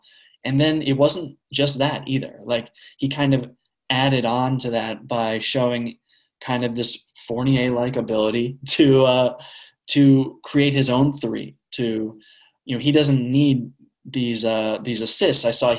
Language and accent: English; Connecticut, United States; You know, we're all from Connecticut, grew up watching Kemba's UConn basketball teams